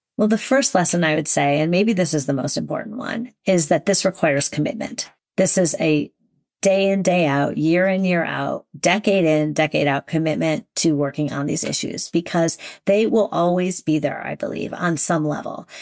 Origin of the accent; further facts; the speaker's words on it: Shaker Heights, Ohio, United States; I'm from Shaker, would assume I was rich, which, in fact, my family was not rich